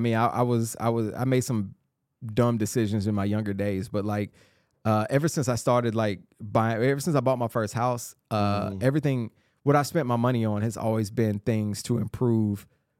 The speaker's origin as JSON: {"language": "English", "town": "Atlanta", "region": "Georgia", "country": "United States", "tie": "born or raised there", "moved": "as an adult", "lives_now": "Nashville, United States", "said": "Yeah, I grew up in Clayton County."}